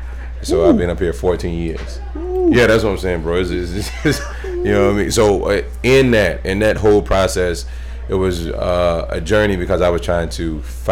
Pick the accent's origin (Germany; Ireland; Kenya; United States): United States; Knoxville, Tennessee; born there; I was born in Tennessee, Knoxville, Tennessee.